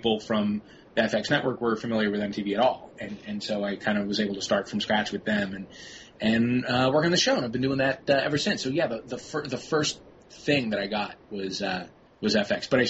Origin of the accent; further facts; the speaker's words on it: St. Louis, Missouri, United States; moved away; also born or lived in New York; I was born in New York, and raised in St. Louis with my brothers